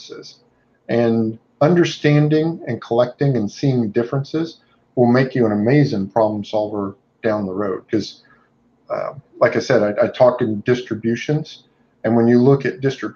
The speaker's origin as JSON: {"language": "English", "region": "Indiana", "country": "United States", "moved": "yes", "lives_now": "Southeast United States", "said": "I moved there from Indiana. I'm originally from Indiana"}